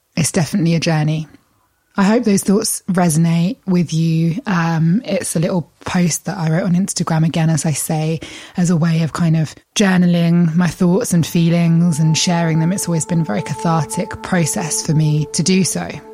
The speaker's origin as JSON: {"language": "English", "area": "Kent", "region": "South East England", "country": "United Kingdom", "tie": "born or raised there", "said": "I grew up in Kent. My family live in Kent"}